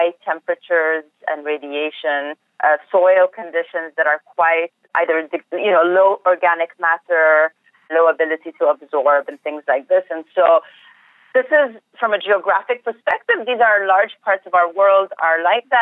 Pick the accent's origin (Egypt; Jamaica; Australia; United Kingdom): Egypt; moved away as an adult; now in Arizona, United States; I was born and raised in Egypt, and up until 2 years ago, this is where I lived all my life